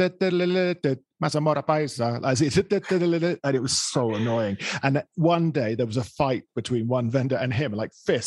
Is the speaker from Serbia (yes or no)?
no; England, United Kingdom; now in Colombia; I'm from England, I'm British